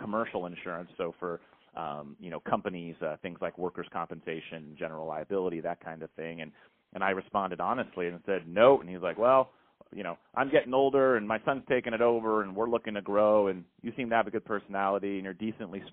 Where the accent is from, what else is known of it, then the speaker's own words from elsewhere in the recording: San Francisco Bay Area, California, United States; I grew up in the San Francisco Bay Area, you know, Silicon Valley